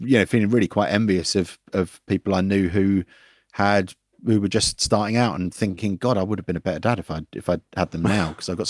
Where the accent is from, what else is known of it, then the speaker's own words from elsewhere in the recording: Forest Hill, London, United Kingdom; No, I'm from Forest Hill. Well, halfway between Forest Hill and Catford.